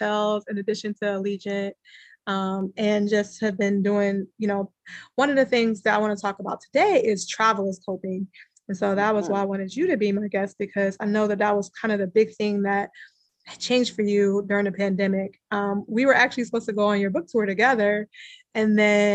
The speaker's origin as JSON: {"language": "English", "town": "Cleveland", "region": "Ohio", "country": "United States", "said": "I'm from Cleveland"}